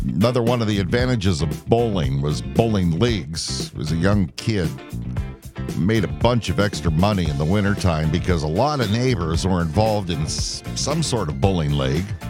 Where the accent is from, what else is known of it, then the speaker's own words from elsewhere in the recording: West Middlesex, Pennsylvania, United States; growing up in West Middlesex